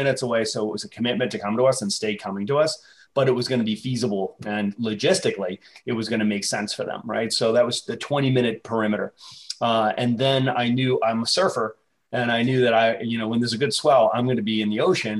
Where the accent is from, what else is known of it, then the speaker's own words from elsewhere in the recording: Boston, Massachusetts, United States; I grew up in Boston